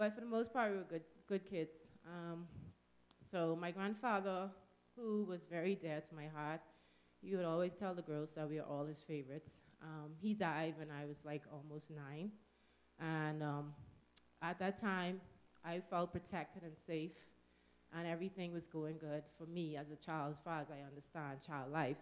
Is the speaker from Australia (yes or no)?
no; Nassau, New Providence, Bahamas; moved away; we come from the Bahamas, New Providence, which is the main island, or the capital, we call it, known more as Nassau